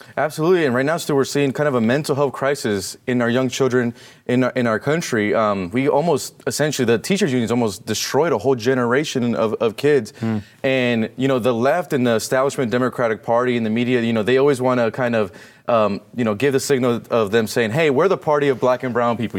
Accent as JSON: {"language": "English", "region": "California", "country": "United States", "said": "I'm from California"}